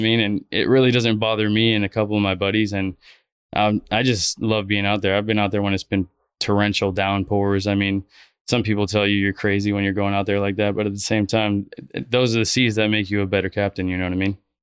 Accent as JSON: {"language": "English", "town": "Fort Lauderdale", "region": "Florida", "country": "United States", "tie": "born or raised there", "also_born_or_lived": "Miami", "said": "Born and raised in South Florida. I was born in Miami and, uh, grew up in Fort Lauderdale"}